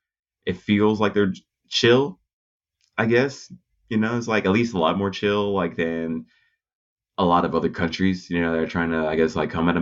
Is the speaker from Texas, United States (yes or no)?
yes; Texas, United States; also born or lived in Japan; now in Los Angeles, United States; I'm from Texas, and it's like, I live in Los Angeles from Texas